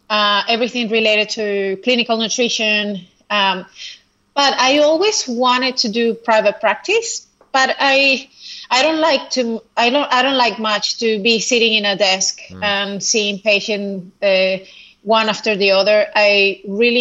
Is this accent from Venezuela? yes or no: yes; Venezuela; moved away as an adult; now in Australia; I am originally from Venezuela. And then I moved here 6 years ago to Australia